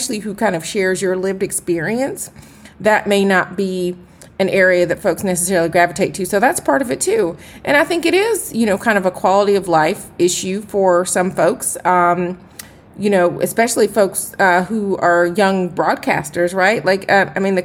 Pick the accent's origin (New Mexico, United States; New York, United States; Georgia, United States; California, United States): Georgia, United States; Atlanta; I am from Atlanta, where I certainly was spoiled. I saw anchors who were Black doing the nightly news when I was eating my dinner and watching television when I was growing up